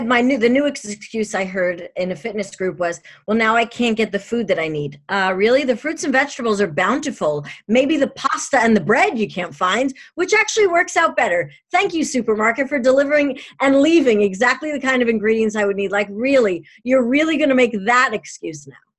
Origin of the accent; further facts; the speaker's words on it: New York, United States; I'm a New Yorker